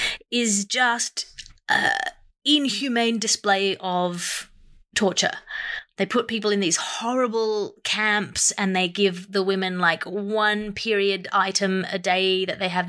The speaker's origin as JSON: {"language": "English", "town": "Sydney", "region": "New South Wales", "country": "Australia", "tie": "born or raised there", "said": "Sydney is my hometown"}